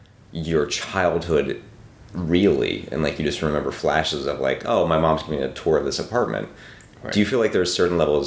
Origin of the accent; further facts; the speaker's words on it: Pittsburgh, Pennsylvania, United States; I'm from Pittsburgh